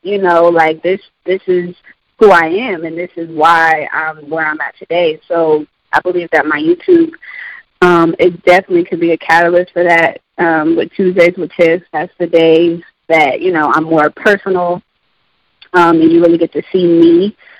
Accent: Columbus, Ohio, United States; I was born and raised in Columbus, Ohio.

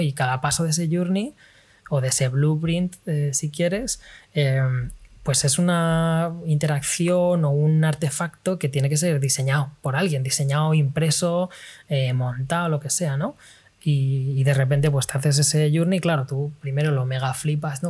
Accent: Spain; moved away as an adult; also born or lived in London; now in China; De España

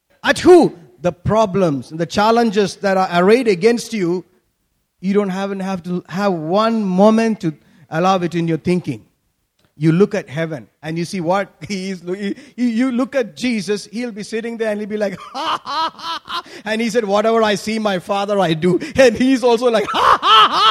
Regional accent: Kerala, India; When we grew up in Kerala, you know, during our young age

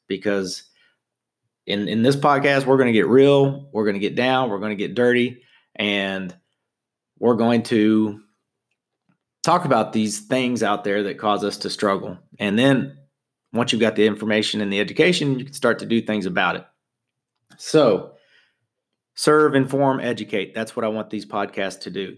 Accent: Southern Indiana, United States; I'm from Southern Indiana

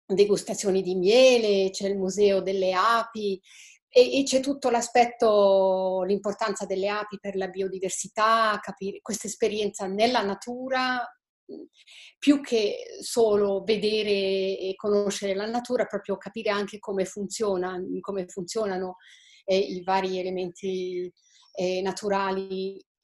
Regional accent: Switzerland; io sono svizzera, abito in Svizzera

